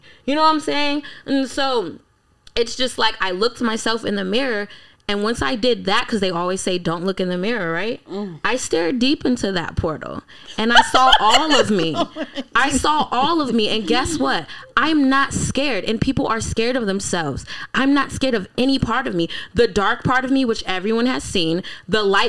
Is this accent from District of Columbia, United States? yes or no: yes; Washington, District of Columbia, United States; also born or lived in Colorado; I grew up in D.C.